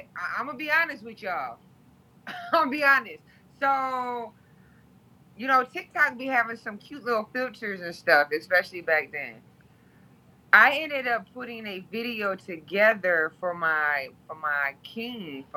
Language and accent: English; Toledo, Ohio, United States; moved away as an adult; now in Baton Rouge, United States; I am originally from Toledo, Ohio. I live in Baton Rouge, Louisiana. I've been down south for 13 years now. But I am originally born and raised in the 419 Glass City